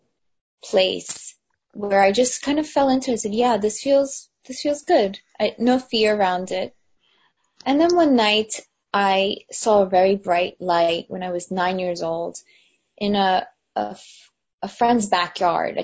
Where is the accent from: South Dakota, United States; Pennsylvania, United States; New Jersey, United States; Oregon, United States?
New Jersey, United States; also born or lived in New York City; when I was a kid, I moved from New York City to New Jersey